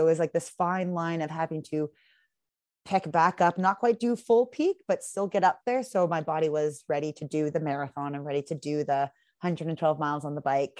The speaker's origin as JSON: {"language": "English", "region": "Pacific Northwest", "country": "United States", "said": "Again, I'm very pale from the Pacific Northwest."}